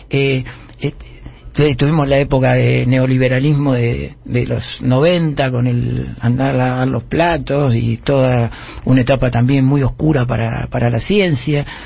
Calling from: San Miguel, Buenos Aires Province, Argentina; Es increíble. … de San Miguel.

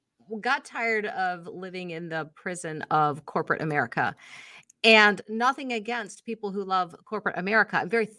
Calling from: Binghamton, New York, United States; Binghamton. Okay. So if you ask someone from Buffalo, they consider me mid-state. But if you ask in the city, I'm upstate.

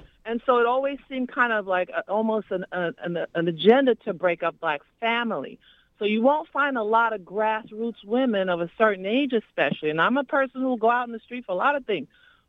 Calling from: New York City, New York, United States; I'm calling from East New York. I'm a longtime community activist

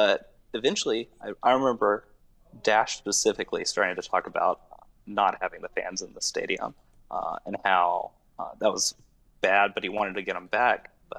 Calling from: College Station, Texas, United States; College Station, Texas.

